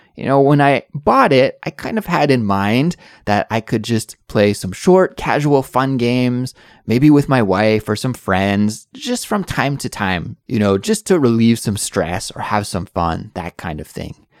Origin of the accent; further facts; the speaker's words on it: Canada; now in South Korea; I'm an English teacher who is originally from Canada, but now I live in South Korea with my little family